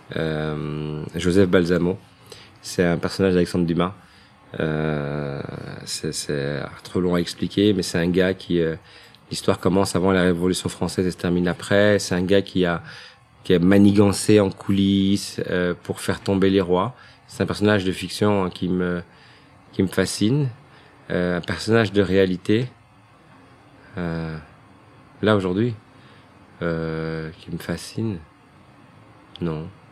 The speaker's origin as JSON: {"language": "French", "town": "Brussels", "region": "Brussels-Capital Region", "country": "Belgium", "tie": "born or raised there", "said": "je suis né à Bruxelles, euh, j'ai vécu toute ma vie à Scarbeck"}